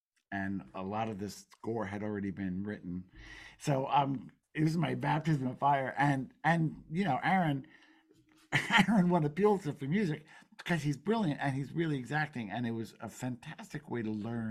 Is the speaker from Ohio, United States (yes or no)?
no; New Jersey, United States; I grew up in New Jersey